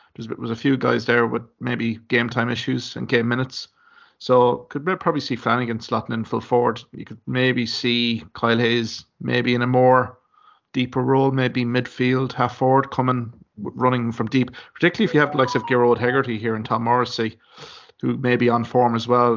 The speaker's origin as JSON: {"language": "English", "town": "Limerick", "region": "Munster", "country": "Ireland", "said": "I'm from Limerick"}